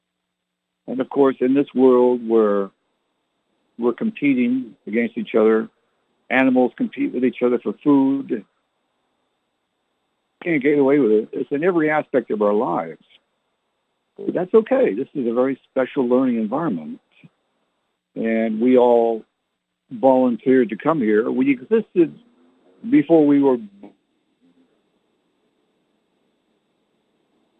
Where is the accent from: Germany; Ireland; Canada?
Canada; also born or lived in England (ancestry); now in San Antonio, United States; I was born in Canada, so I never learned to speak like they did